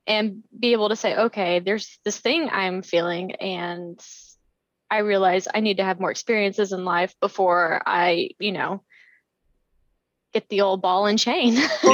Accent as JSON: {"language": "English", "region": "Florida", "country": "United States", "also_born_or_lived": "Waynesville, North Carolina", "moved": "as an adult", "said": "I'm from uh, Waynesville, North Carolina, but I moved to Florida when I was around 10, 11 years old"}